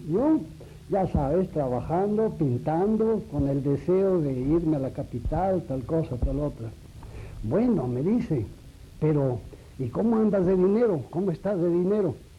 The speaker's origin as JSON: {"language": "Spanish", "region": "Aguascalientes", "country": "Mexico", "tie": "born or raised there", "also_born_or_lived": "Mexico City", "moved": "yes", "said": "varias casas ocupamos en toda la, estancia de mi vida en Aguascalientes hasta el año de 1917 en que yo dejé eh, mi tierra, dejé Aguascalientes para venir a la capital"}